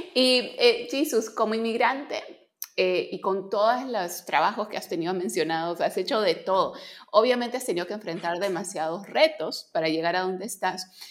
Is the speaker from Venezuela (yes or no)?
no; Peru; soy peruana